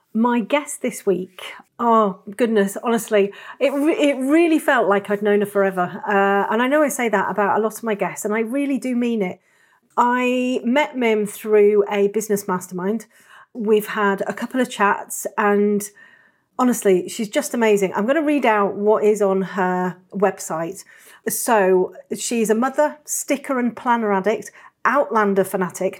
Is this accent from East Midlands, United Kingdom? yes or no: no; Yorkshire and the Humber, United Kingdom; I am from the north. I'm North Yorkshire